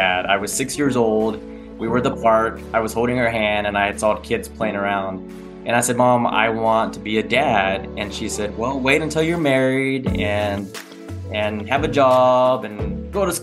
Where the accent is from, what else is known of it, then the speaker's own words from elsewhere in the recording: Texas, United States; I am 42 and I am from Texas